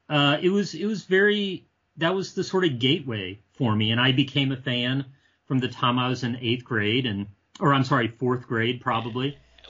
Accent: Ohio, United States; but I grew up mostly in Ohio. And so a couple years of my childhood was living outside of Cleveland

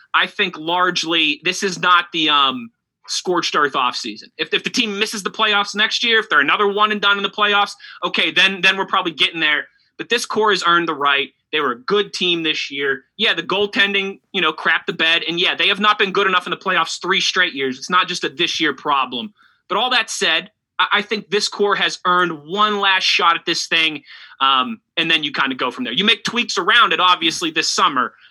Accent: Pittsburgh, Pennsylvania, United States; moved away as an adult; also born or lived in Ohio / New Jersey / Philadelphia; I'm from Pittsburgh, born and raised, but my kind of my career took me some other places. I worked in Ohio for a while, New Jersey. I also worked in Philadelphia for almost three years

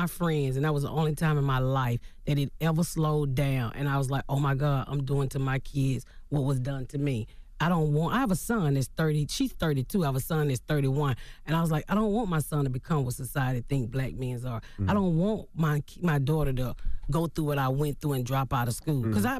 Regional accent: Southern United States, United States; I mean, I'm from the South, mm-hmm. so, you know, I was taught if you was gay, it was something wrong with you.

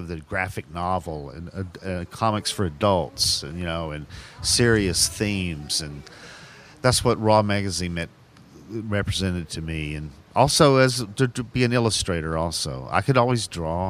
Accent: Chattanooga, Tennessee, United States; now in Los Angeles, United States; I naturally wanted to come back to my hometown and do one about Chattanooga

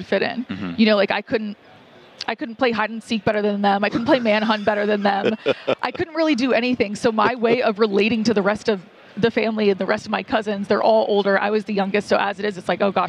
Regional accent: Atlanta, Georgia, United States; I grew up in Atlanta, which is like SEC country

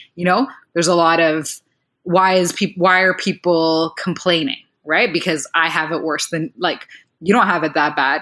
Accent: Rwanda; I come from Rwanda, which is a country in Central Africa

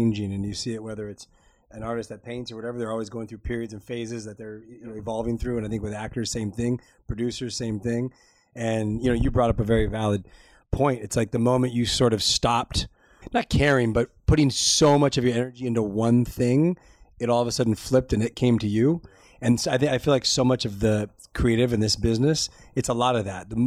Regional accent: Los Angeles, California, United States; Born and raised here.

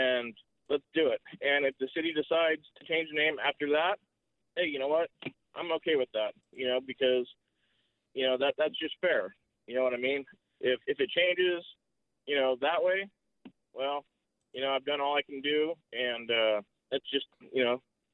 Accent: Fort Bragg, California, United States; It's where I've grown up

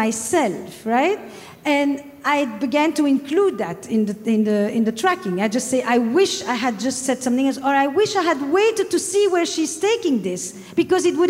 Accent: Flemish part of Belgium, Flanders, Belgium; accent: French; now in United States; I'm from the Flemish part of Belgium, despite the French accent.

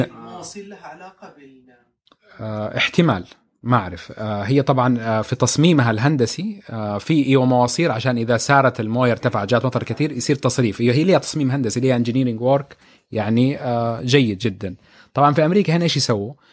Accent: Jeddah, Makkah Province, Saudi Arabia; احنا في جده

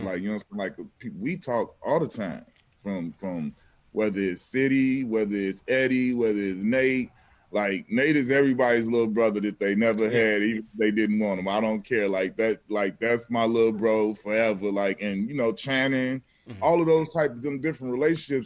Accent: Chicago, Illinois, United States; moved away; I'm from Chicago

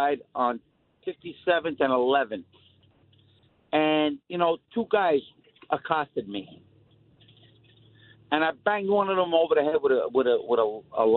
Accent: New York City, New York, United States; now in Long Island, United States; I grew up in the Queensbridge housing project.

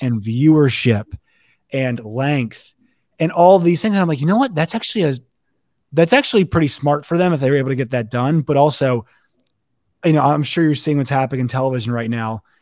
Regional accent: Virginia, United States; I am not from Texas. I am from Virginia.

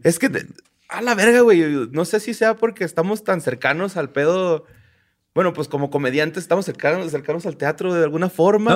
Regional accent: Ciudad Juárez, Chihuahua, Mexico; nosotros somos de Ciudad Juárez, del estado de Chihuahua.

